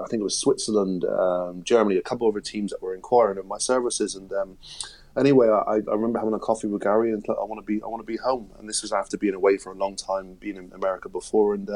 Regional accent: Plymouth, South West England, United Kingdom; accent: West Country; moved away as an adult; also born or lived in North Georgia, United States / Leicester; I was not only from England, I was from freaking Plymouth, which is 250 miles away from London.

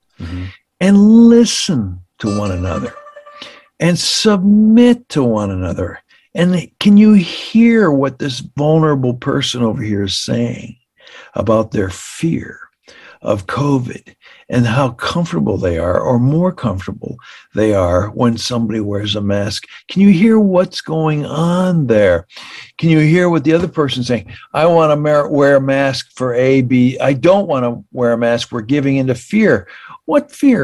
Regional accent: Canada; now in United States; I grew up in Canada

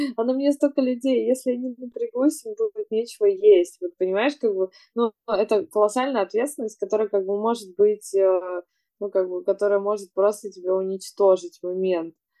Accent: Yekaterinburg, Sverdlovsk Oblast, Russia; now in Moscow, Russia; я из Екатеринбурга, там, там нет моря

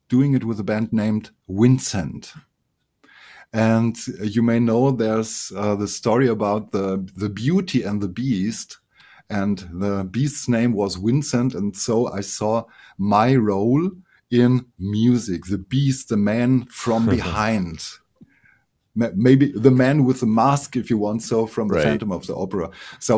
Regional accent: Germany; here in my hometown

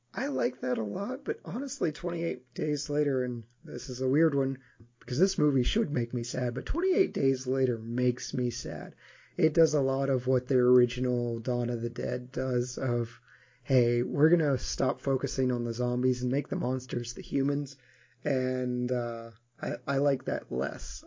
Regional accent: United States; me again being ignorant American

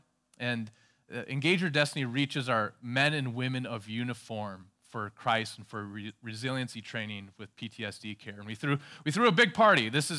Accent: La Crosse, Wisconsin, United States; I grew up in this kind of little area called Shire. It's like Lord of the Rings, you know. It's this place called La Crosse, Wisconsin.

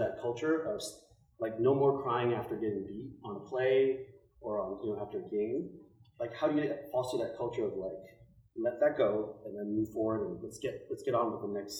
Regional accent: San Francisco, California, United States; I grew up in San Francisco.

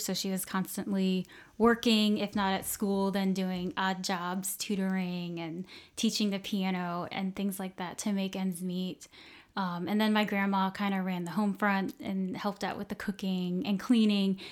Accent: Cape Coral, Florida, United States; I'm from Southwest Florida, uh, from a small town called Cape Coral

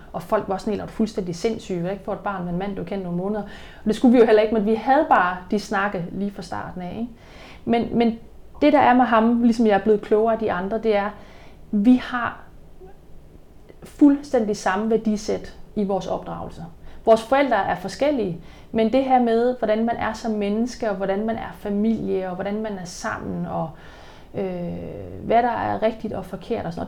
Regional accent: Denmark; moved away; i Jylland, der hvor jeg kommer fra, der bliver man sådan ikke skilt

